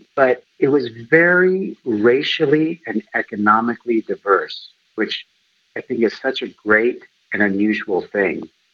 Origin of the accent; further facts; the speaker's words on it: Los Angeles, California, United States; I grew up in Los Angeles, California